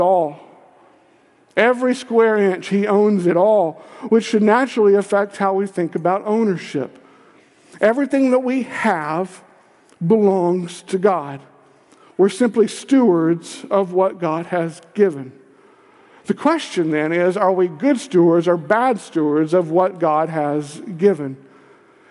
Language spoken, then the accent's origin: English; Kentucky, United States; I'm from Kentucky